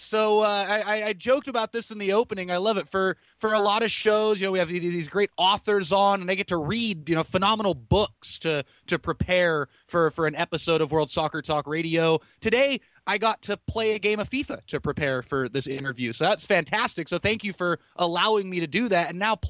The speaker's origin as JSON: {"language": "English", "region": "California", "country": "United States", "tie": "born or raised there", "said": "growing up in California"}